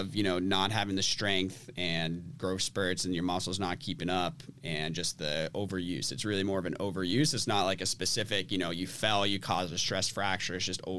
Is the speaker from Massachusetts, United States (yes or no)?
yes; Andover, Massachusetts, United States; Andover, Mass. Yeah.